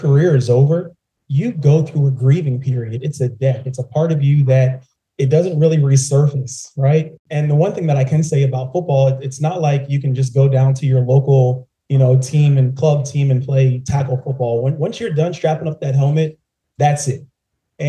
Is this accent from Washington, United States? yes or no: no; right outside of Philadelphia, Pennsylvania, United States; moved away as an adult; also born or lived in New Orleans; now in Atlanta, United States; I'm born and raised in Pennsylvania, right outside of Philadelphia